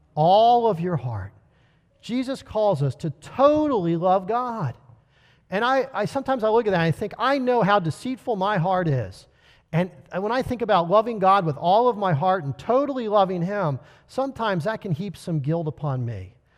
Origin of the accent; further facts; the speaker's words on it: United States; we as American believers